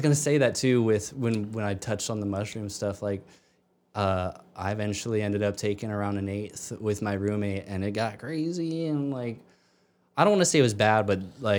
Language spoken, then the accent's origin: English; Maryland, United States; I just like if that hadn't happened growing up in Maryland, like I wouldn't have had the opportunities musically.